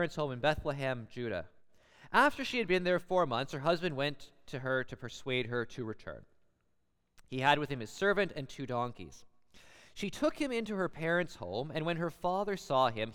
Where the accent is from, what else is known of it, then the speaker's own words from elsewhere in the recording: Guelph, Ontario, Canada; I'm from Guelph